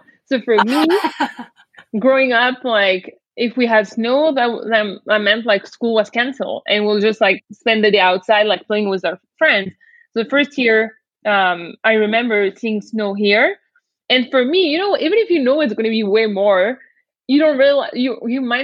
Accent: small town near Valence, Auvergne-Rhône-Alpes, France; English is a second language; moved away as an adult; now in Toronto, Canada; I was born and raised in the southeast

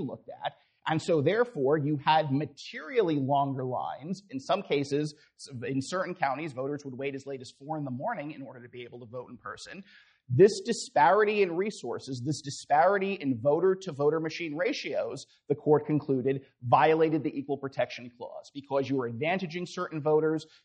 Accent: Florida, United States; Florida, again, my home state

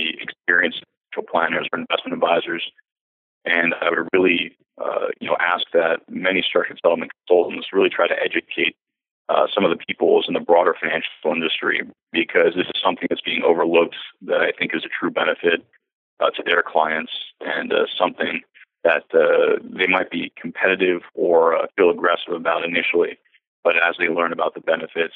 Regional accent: Broward County, Florida, United States; now in Naples, United States; where I grew up in Broward County in Florida

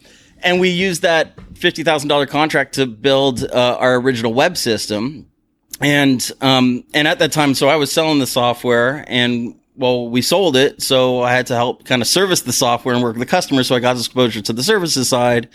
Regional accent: San Diego, California, United States; moved away as an adult; now in Toronto, Canada; I'm actually from San Diego, California

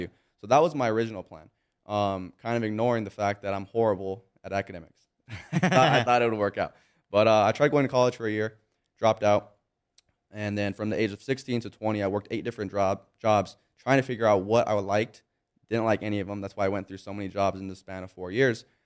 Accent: Monrovia, California, United States; I grew up in Monrovia, California. It's a small little town, kinda close to Pasadena.

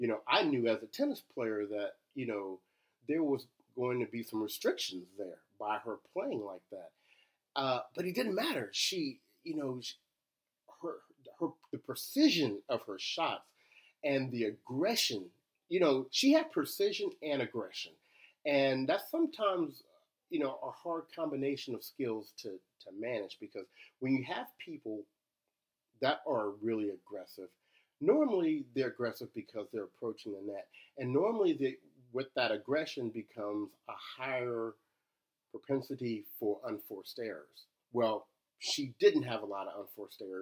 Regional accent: Shreveport, Louisiana, United States; moved away; also born or lived in Cincinnati, Ohio; I'm originally from Shreveport

